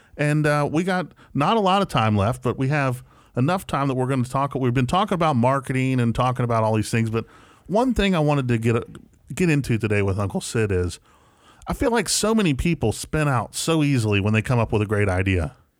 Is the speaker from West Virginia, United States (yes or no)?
yes; West Virginia, United States; moved away; also born or lived in Atlanta; I didn't get any culture growing up in West Virginia